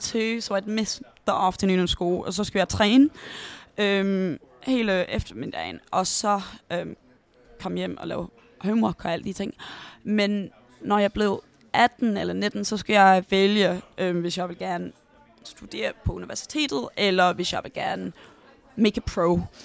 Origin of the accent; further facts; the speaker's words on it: London, United Kingdom; Danish is a second language; jeg boede i North London med min mor og min bror hele mit liv